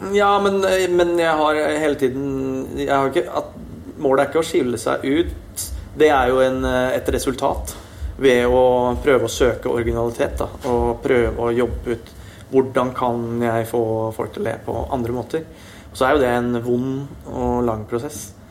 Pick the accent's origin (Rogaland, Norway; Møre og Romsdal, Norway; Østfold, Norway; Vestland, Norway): Østfold, Norway; siden jeg kom fra Østfold. Ja. Vokst opp eh, nære grensa, kan litt svensk.